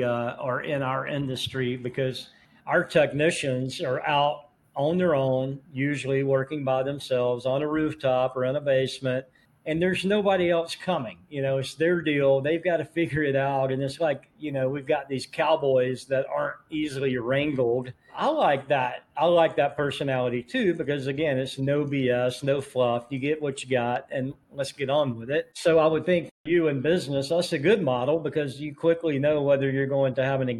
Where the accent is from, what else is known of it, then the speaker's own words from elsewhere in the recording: Atlanta, Georgia, United States; I grew up in the Atlanta, East Atlanta area